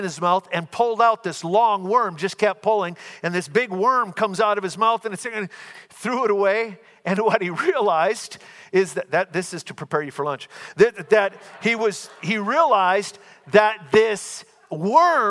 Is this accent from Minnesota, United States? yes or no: yes; Minnesota, United States; We're both from Minnesota